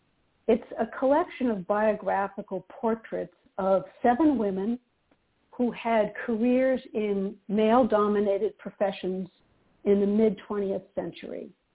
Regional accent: Boston, Massachusetts, United States; born there; I was born in Boston, and that's where I live, right in the city of Boston.

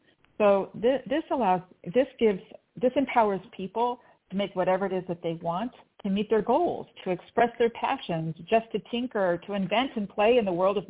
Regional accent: Torrance, California, United States; I grew up mostly in the South Bay in Torrance.

